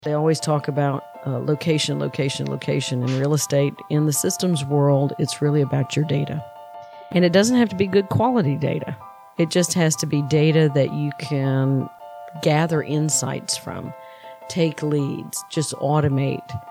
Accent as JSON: {"language": "English", "town": "Valdosta", "region": "Georgia", "country": "United States", "tie": "born or raised there", "said": "I grew up in Valdosta, Georgia"}